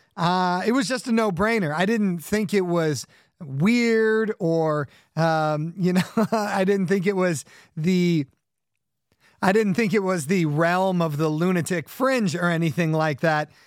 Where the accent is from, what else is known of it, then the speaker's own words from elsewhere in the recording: Southern California, United States; I grew up in Southern California.